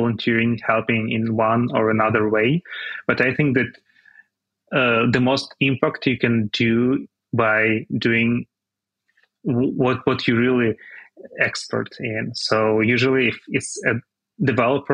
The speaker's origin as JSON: {"language": "English", "region": "Kyiv", "country": "Ukraine", "tie": "born or raised there", "said": "I'm going back to Kyiv probably next week. So I'm excited to return to my hometown"}